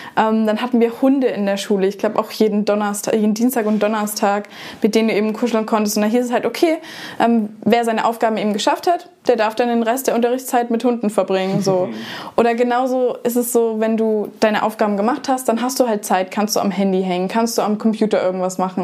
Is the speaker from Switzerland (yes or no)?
no; Germany; ich komme aus Deutschland